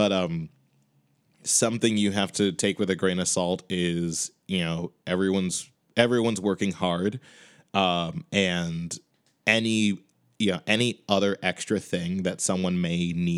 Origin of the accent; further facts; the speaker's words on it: Chicago, Illinois, United States; now in Boston, United States; I'm currently living in Boston, but I am from Chicago.